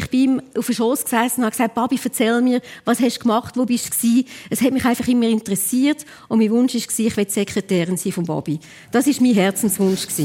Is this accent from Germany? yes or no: no; Alpnach, Obwalden, Switzerland; wir sind ja in Alpnach aufgewachsen und ich habe ihn viel begleitet.